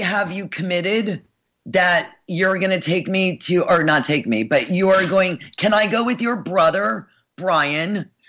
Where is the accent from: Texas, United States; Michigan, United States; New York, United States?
New York, United States; New York City; now in Los Angeles, United States; I am from Brooklyn. Look how many syllables I made that word into. You know I'm from Brooklyn.